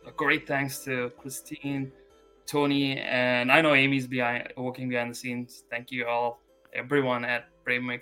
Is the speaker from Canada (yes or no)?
no; India; moved away as an adult; now in United States; I'm an Asian American, but I was born and I grew up in India